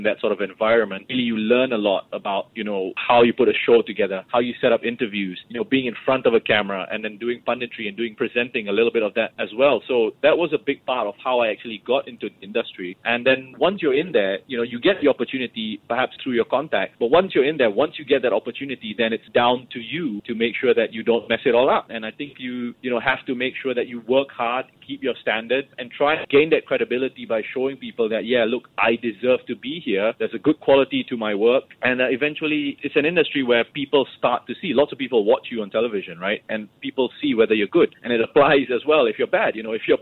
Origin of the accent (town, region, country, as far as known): Singapore